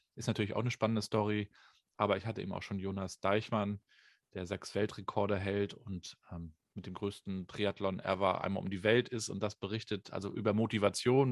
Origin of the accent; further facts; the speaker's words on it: Rostock, Mecklenburg-Vorpommern, Germany; Ich bin ja in der DDR noch groß geworden, 1980 geboren, äh, habe die also noch neun Jahre so kennengelernt. Da gab es dann hier in Rostock